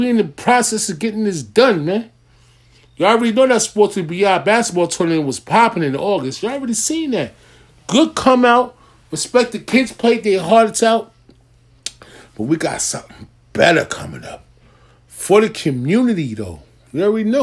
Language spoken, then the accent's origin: English; New York, United States; if I'm from New York